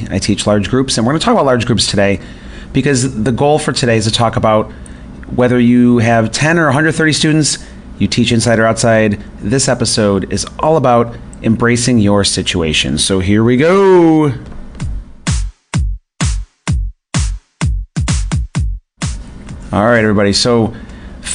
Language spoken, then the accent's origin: English; north near Buffalo, New York, United States; moved away; I grew up north near Buffalo, New York